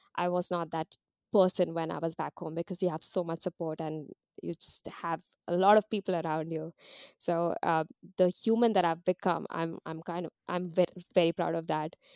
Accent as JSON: {"language": "English", "town": "Mumbai", "region": "Maharashtra", "country": "India", "tie": "born or raised there", "moved": "as an adult", "lives_now": "New Zealand", "said": "growing up in India"}